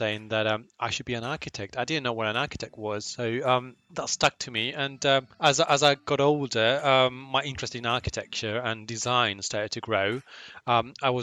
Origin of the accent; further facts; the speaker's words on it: Chile; moved away as an adult; also born or lived in London; Chile, my home country.